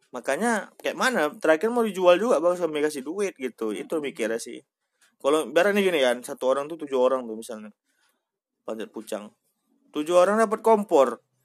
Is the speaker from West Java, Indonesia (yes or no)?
no; Medan, North Sumatra, Indonesia; kita sebagai orang Medan beruntung